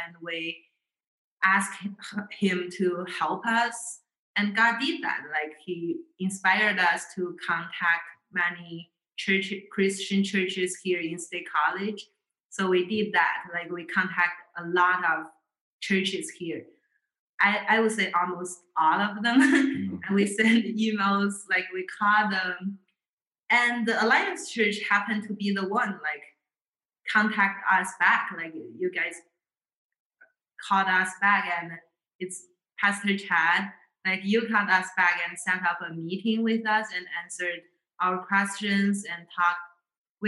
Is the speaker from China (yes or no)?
yes; China; moved away as an adult; now in State College, United States; Growing up in China